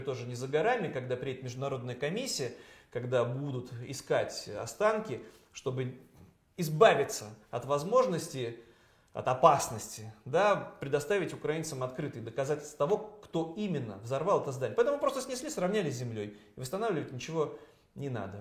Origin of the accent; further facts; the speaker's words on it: Saint Petersburg, Russia; моего родного Петербурга